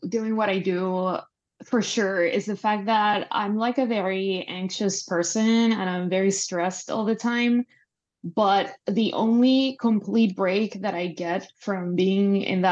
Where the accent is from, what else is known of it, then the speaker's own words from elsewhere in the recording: Panama; moved away as an adult; now in Los Angeles, United States; I'm Panamanian. I'm from Panama. I lived there most of my life for like 27, 28 years. And then I moved